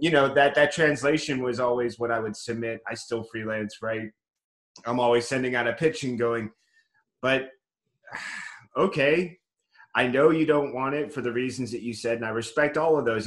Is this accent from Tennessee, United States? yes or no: no; Tracy, California, United States; also born or lived in New York / Fremont, California; i spent most of my life in tracy california